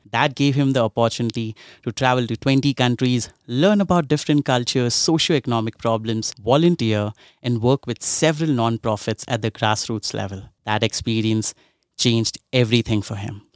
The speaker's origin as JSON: {"language": "English", "country": "India", "tie": "born or raised there", "said": "I'm from India and I've seen a lot of, like, I, I grew up in a slum in India"}